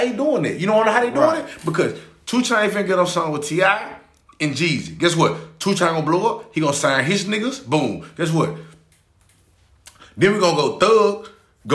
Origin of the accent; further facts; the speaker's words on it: Memphis, Tennessee, United States; I'm from North Memphis